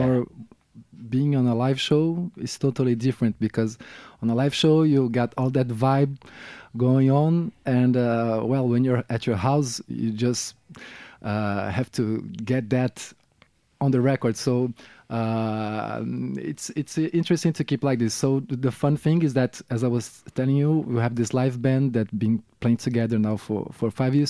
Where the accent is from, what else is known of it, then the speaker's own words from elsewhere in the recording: Rio de Janeiro, Brazil; English is a second language; moved away as an adult; now in France; I'm from Rio de Janeiro, now based in France, uh, for, um, uh, maybe um, f-, dozen years now.